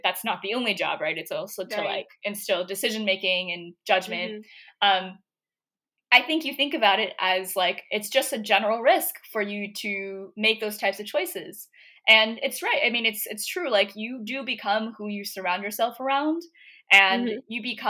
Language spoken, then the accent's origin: English; Philadelphia, Pennsylvania, United States; I did not apply to this one state school that was in my city. So I'm from Philadelphia.